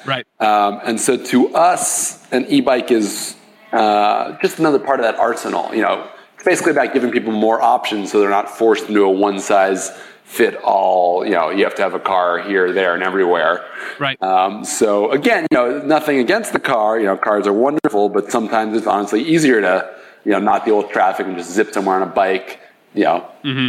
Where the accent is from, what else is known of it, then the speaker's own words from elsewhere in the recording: Los Angeles, California, United States; I grew up in uh, Los Angeles